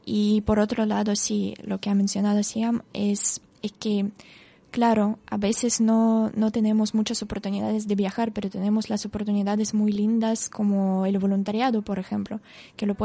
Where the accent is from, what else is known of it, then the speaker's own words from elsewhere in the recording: Russia; Spanish is a second language; moved away; de mi entorno en Rusia, como en mi ciudad natal, a pasar, no sé, 14